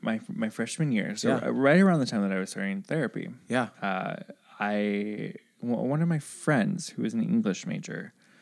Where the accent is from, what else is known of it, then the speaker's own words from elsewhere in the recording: Midwest, United States; moved away; also born or lived in the South; I grew up in the Midwest and went to school in the South.